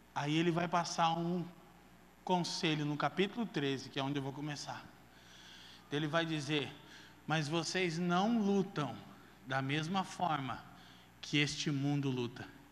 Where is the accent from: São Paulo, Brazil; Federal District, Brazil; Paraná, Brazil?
Paraná, Brazil; Curitiba; Eu perdi minha adolescência toda na drogadição em Curitiba